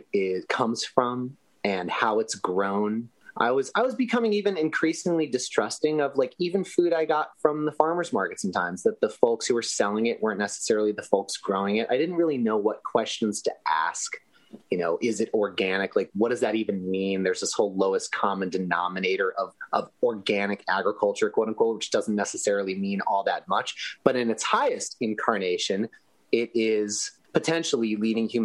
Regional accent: Los Angeles, California, United States; my hometown of Los Angeles, that I love very much and always come home

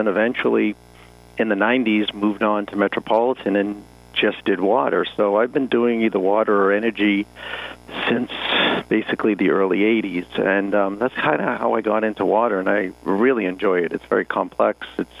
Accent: Massachusetts, United States; moved away as an adult; now in California, United States

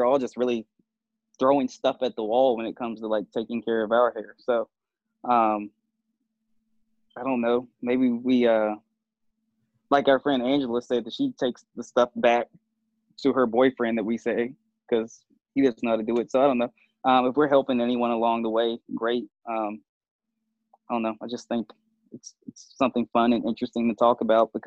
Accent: Charlottesville, Virginia, United States; my hometown from like Charlottesville

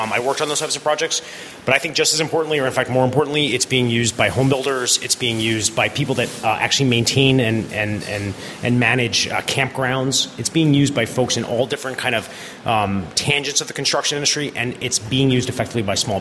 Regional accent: New York, United States; also born or lived in Chicago; I am born and raised in just outside of New York City.

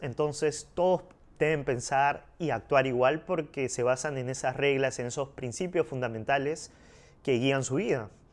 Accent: Peru; yo soy de Perú, y me han, digamos, criado como católico

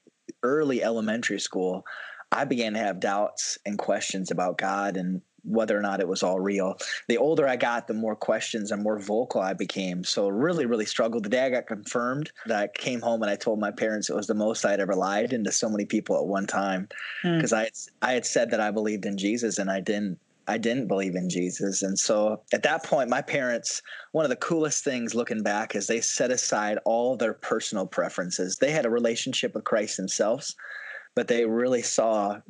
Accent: South Dakota, United States; I'm originally born and raised in South Dakota, grew up in the church

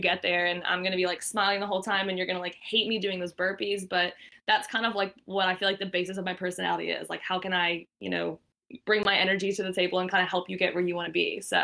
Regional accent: Asheville, North Carolina, United States; moved away as an adult; also born or lived in Wilmington, North Carolina; now in Boston, United States; I grew up in Asheville, North Carolina, in the mountains.

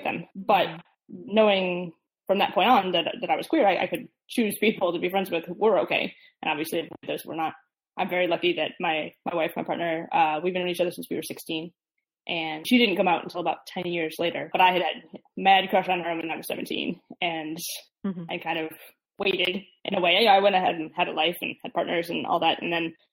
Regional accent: Midwest, United States; I grew up in the Midwest

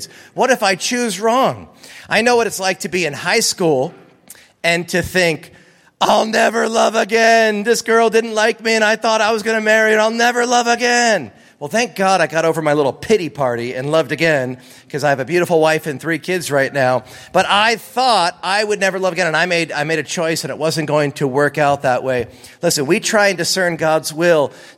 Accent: East Coast, United States; now in California, United States; I grew up on the East Coast

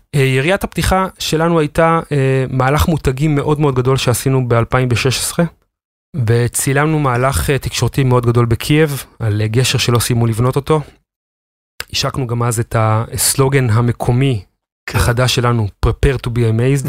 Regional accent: the Krayot, Haifa District, Israel; now in Givatayim, Israel; אני מגבעתיים, במקור מהקריות

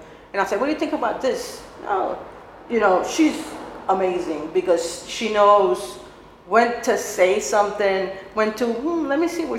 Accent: Cuba; I moved from, we came from Cuba with my immediate family, basically, my mom, dad, and mm-hmm. Sister.

